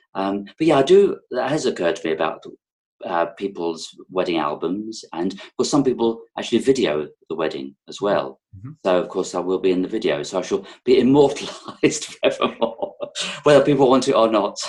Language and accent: English; London, United Kingdom; accent: London; moved away as an adult; also born or lived in Sussex; now in Herefordshire, United Kingdom; I'm zooming from Herefordshire in the UK, um, but I've probably got a bit of a London accent because that's where I was born